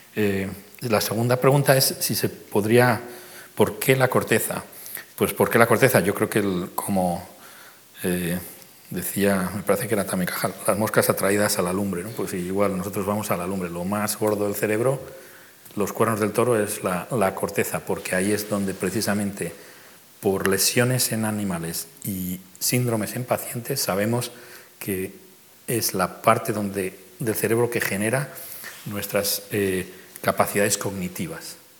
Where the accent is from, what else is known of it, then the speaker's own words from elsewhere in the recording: Madrid, Community of Madrid, Spain; moved away as an adult; now in New York, United States; madrileño neoyorquino